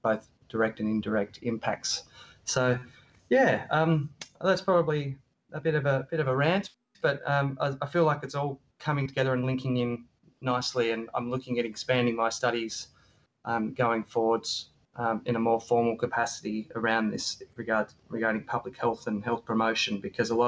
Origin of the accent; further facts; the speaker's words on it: Tasmania, Australia; I'm born and bred in Tasmania, so the small island to the south of mainland Australia